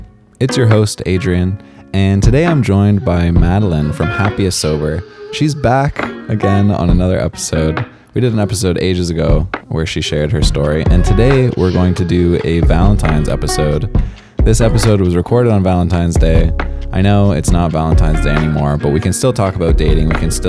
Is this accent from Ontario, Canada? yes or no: yes; Toronto, Ontario, Canada; Yeah, I'm from Toronto.